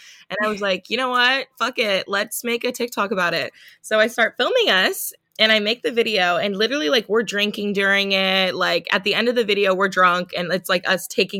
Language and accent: English; Palos Verdes, California, United States; also born or lived in Washington State / Los Angeles; I grew up in Palos Verdes, California